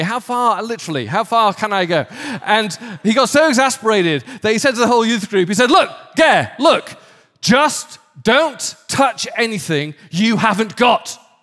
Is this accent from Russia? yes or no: no; the north of England, United Kingdom; moved away; somewhere in the north of England